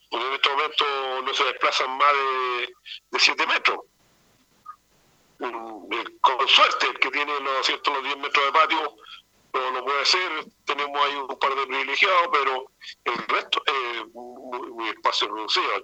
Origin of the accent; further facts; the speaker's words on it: Chile; como, buen chileno